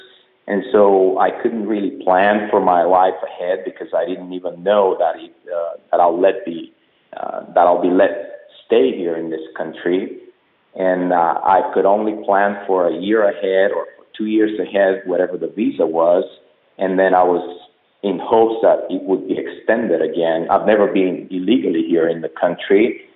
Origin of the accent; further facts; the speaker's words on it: Bulgaria; moved away as an adult; now in United States; I was born 1974 in Bulgaria, and communism gave way to democracy in 1989, actually, December 1989. So I was almost 16 when this happened. And during my early years, up until that year, 16, I was groomed to be communist